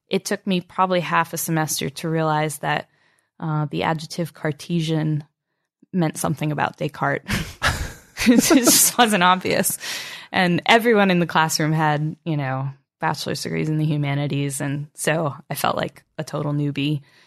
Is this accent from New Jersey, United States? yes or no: no; Albany, New York, United States; Albany, New York.